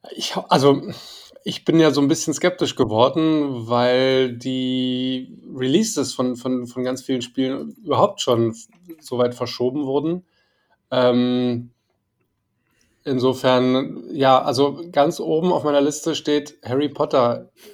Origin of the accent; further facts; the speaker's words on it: Berlin, Germany; als Berliner, als, als Berliner, der im Westteil der Stadt aufgewachsen ist